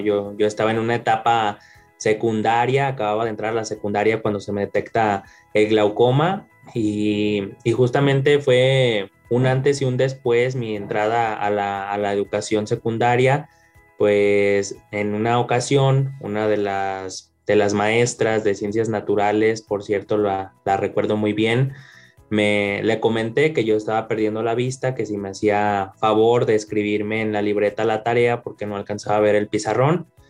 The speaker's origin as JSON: {"language": "Spanish", "town": "León", "region": "Guanajuato", "country": "Mexico", "tie": "born or raised there", "said": "nací acá en León, Guanajuato"}